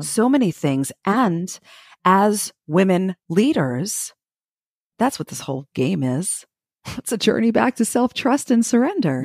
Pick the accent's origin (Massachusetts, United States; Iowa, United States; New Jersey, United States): New Jersey, United States; also born or lived in Brooklyn, New York; now in Florida, United States; I was born in Brooklyn and raised in New Jersey